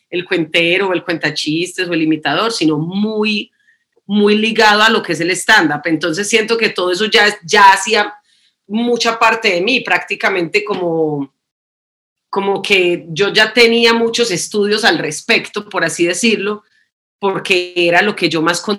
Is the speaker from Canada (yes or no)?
yes; Canada; born there; also born or lived in New York / Colombia; mis padres son colombianos, pero eh, yo nací en Canadá, después vivimos en Nueva York y después vivimos en Colombia.